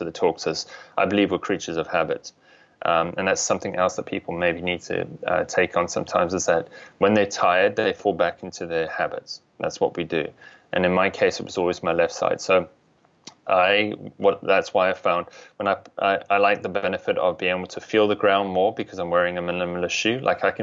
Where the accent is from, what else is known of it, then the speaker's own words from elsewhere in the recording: South Africa; moved away; I'm originally from South Africa